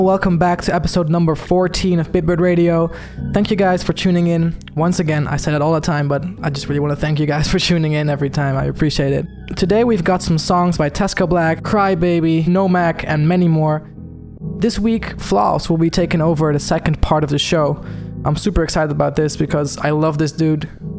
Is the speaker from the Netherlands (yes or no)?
yes; Zoetermeer, South Holland, Netherlands; he is from my hometown in Holland, Zoetermeer.